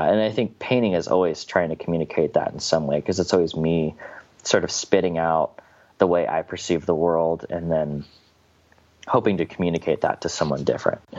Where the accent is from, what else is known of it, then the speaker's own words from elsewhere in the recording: Midwest, United States; growing up in the Midwest, you have a lot of like conservative ideology